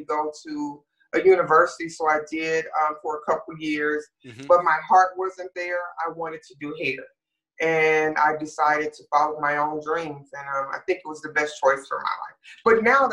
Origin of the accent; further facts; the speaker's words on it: Detroit, Michigan, United States; moved away as an adult; also born or lived in New York area; now in Texas, United States; I currently live in Texas, but I'm originally from Detroit, Michigan.